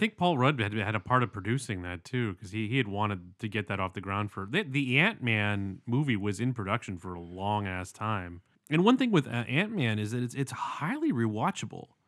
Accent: London, Ontario, Canada; moved away; from my hometown

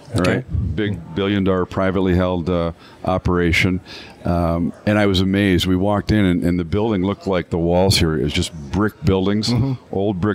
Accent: Canada; now in Michigan, United States; even though I'm a Canadian by birth

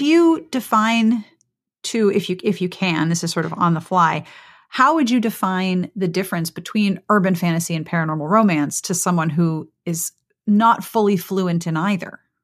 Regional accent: Pittsburgh, Pennsylvania, United States; moved away; you live in my hometown

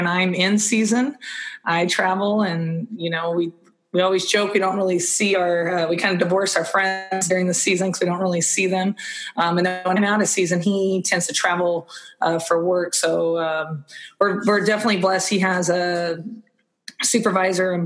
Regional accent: Manteca, California, United States; I grew up in Northern California in a town called Manteca

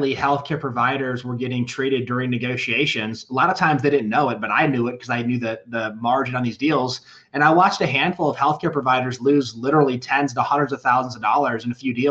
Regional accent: Charlevoix, Michigan, United States; moved away as an adult; also born or lived in Denver, Colorado; now in Castle Rock, United States; I grew up in northern Michigan, little resort town called Charlevoix.

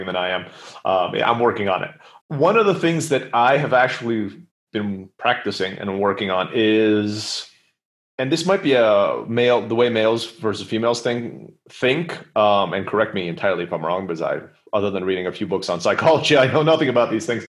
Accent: United States; now in Mexico; I speak Spanish, but I'm American

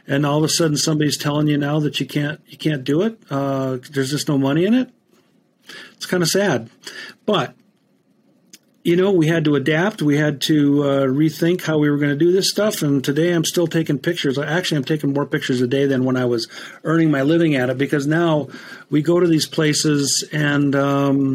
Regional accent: Spokane, Washington, United States; also born or lived in northern Minnesota; now in Montana, United States; Born and raised in Spokane, Washington

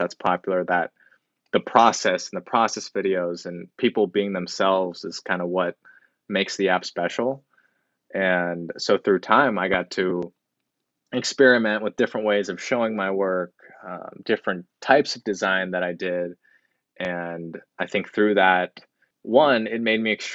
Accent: Lincoln, Nebraska, United States; also born or lived in Tokyo, Japan; I was born in Tokyo, Japan, and I moved to Lincoln, Nebraska at a very young age.

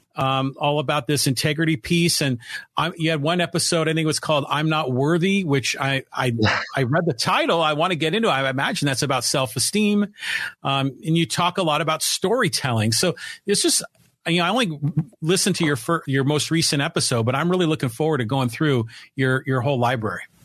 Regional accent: San Francisco Bay Area, California, United States; moved away as an adult; now in San Diego, United States; I grew up in the San Francisco Bay Area

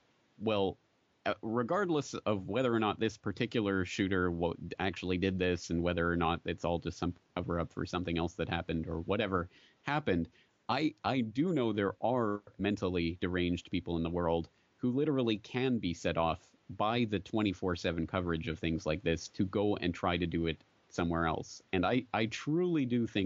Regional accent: Canada; now in Japan; I'm a Canadian sitting here in Japan

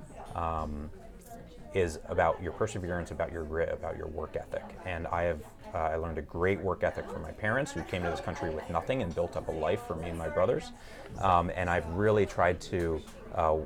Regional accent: New Jersey, United States; moved away as an adult; also born or lived in California; I grew up in New Jersey in the United States

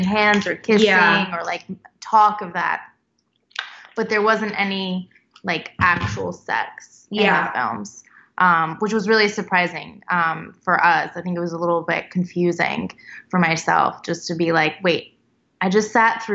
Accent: Tennessee, United States; I'm from Tennessee

